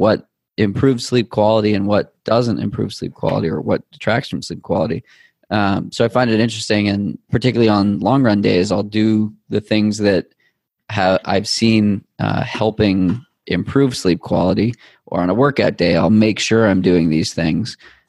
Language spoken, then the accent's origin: English; New England, United States; You can tell I'm from New England.